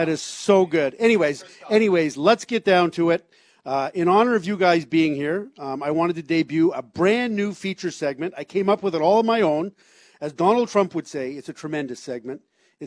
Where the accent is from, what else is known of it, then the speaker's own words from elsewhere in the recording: Toronto, Ontario, Canada; a kid who grew up in Toronto